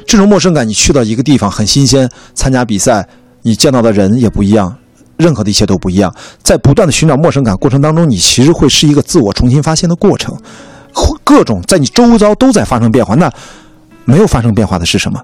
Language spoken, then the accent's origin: Chinese; Qingdao, Shandong, China; moved away as an adult; now in Beijing, China; 我出生在青岛，长大在青岛